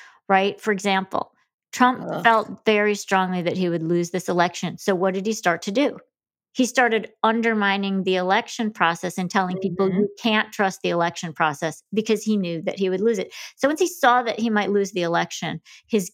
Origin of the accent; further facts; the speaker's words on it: Grand Rapids, Michigan, United States; I'm from Grand Rapids, Whitney. Well, that's mostly where I grew up in Michigan